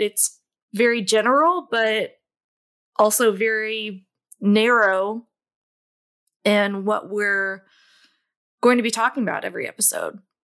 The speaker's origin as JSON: {"language": "English", "town": "Louisville", "region": "Kentucky", "country": "United States", "tie": "born or raised there", "said": "I grew up in Louisville, Kentucky, and where I currently reside."}